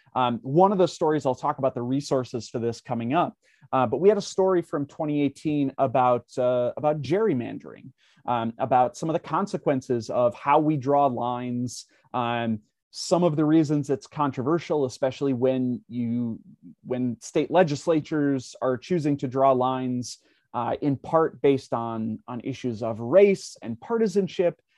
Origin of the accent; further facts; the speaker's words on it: Minnesota, United States; now in Wisconsin, United States; I live in Wisconsin, but I, I grew up in Minnesota